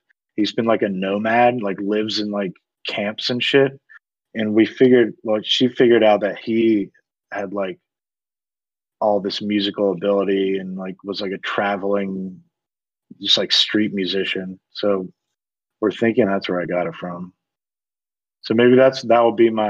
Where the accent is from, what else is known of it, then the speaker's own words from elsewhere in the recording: Greensboro, North Carolina, United States; accent: southern; also born or lived in Durham, North Carolina; I was born and raised in Greensboro down there, and I moved about 50 minutes west to Durham, and now I'm here.